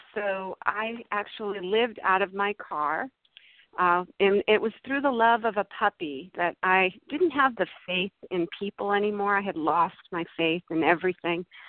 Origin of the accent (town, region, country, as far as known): Massachusetts, United States; born or raised there; now in California, United States